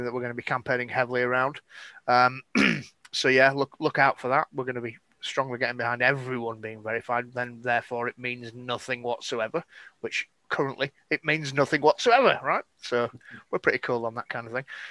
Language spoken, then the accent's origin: English; Scotland, United Kingdom; I'm Scottish.